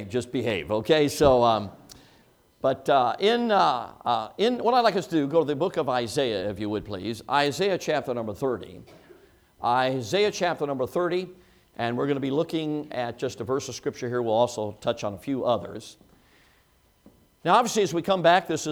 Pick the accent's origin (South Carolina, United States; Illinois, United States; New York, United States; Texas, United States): Illinois, United States; Chicago; moved away; I grew up in Chicago, as most of you know, six years old and on